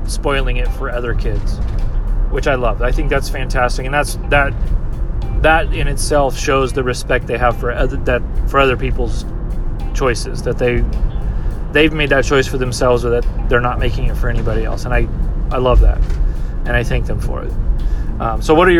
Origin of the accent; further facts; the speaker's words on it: United States; as an American culture